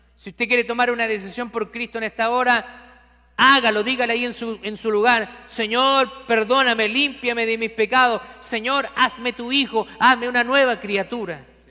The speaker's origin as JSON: {"language": "Spanish", "country": "Chile", "said": "En mi país hay un santuario cerca de la capital de Chile"}